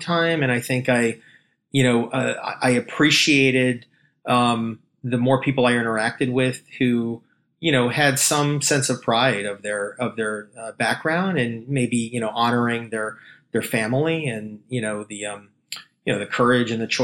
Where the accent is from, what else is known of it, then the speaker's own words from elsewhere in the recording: Maryland, United States; I was born and raised in the Maryland area outside of Washington, D.C.